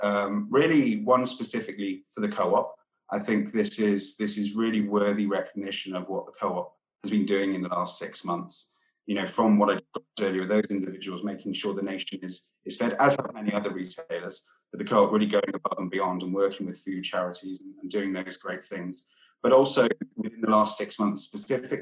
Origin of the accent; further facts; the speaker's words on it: Wales, United Kingdom; I'm from Wales. I grew up in rural countryside Wales, surrounded by farms.